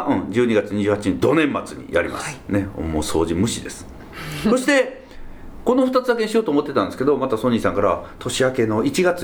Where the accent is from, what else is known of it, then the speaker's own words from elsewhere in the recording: Kansai, Japan; 関西人としてはね